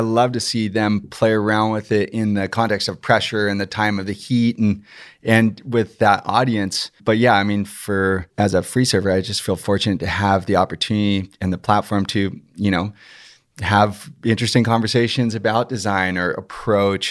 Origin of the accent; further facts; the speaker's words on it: San Clemente, California, United States; we're from San Clemente